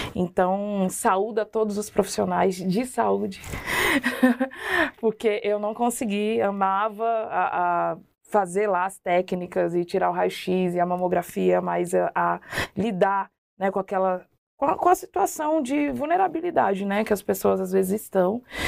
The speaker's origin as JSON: {"language": "Portuguese", "town": "Brasília", "region": "Federal District", "country": "Brazil", "tie": "born or raised there", "also_born_or_lived": "Minas Gerais / Curitiba", "moved": "as an adult", "said": "eu fui criada na nas comunidades ali em Brasília, né, na Chaparral, que é uma divisa da Ceilândia com Taguatinga Norte, QNL."}